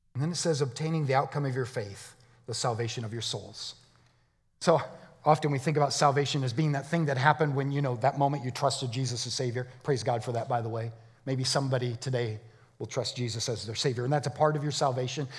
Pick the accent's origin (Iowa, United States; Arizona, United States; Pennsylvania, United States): Arizona, United States; I'm from Arizona.